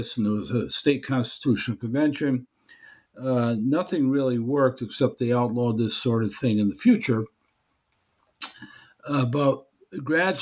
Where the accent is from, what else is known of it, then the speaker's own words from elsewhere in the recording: Berne, New York, United States; the town of Bern, New York, which happens to be my hometown